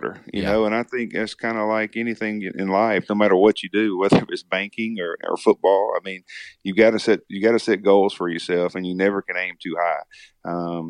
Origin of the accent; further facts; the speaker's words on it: Magee, Mississippi, United States; growing up in McGee, Mississippi, especially, you know, it's just a small, tight-knit community